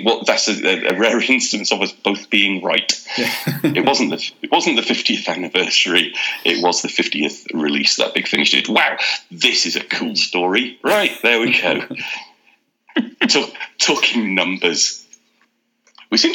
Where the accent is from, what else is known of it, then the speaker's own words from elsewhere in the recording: Leeds, Yorkshire and the Humber, United Kingdom; I grew up in Leeds